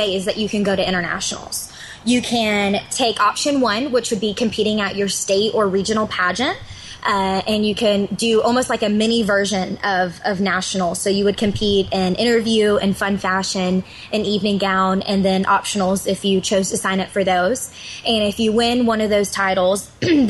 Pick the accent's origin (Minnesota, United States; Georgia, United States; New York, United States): Georgia, United States; Georgia is my home state.